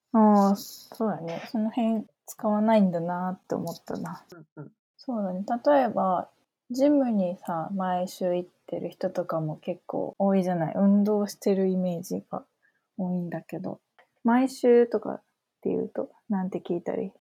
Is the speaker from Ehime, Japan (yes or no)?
yes; Matsuyama, Ehime, Japan; 私は生まれも育ちも松山なんだけど